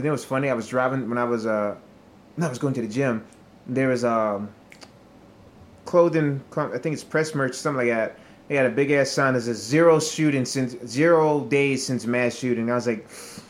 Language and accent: English; Virginia, United States; born or raised there; also born or lived in Hawaii